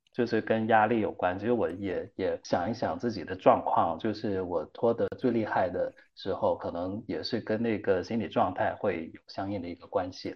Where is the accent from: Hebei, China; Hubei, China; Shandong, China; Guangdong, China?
Guangdong, China; 我们广东，我是广东人